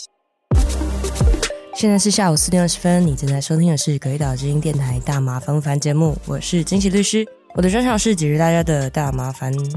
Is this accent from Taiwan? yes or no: yes; Taiwan; in Taipei，我来自台湾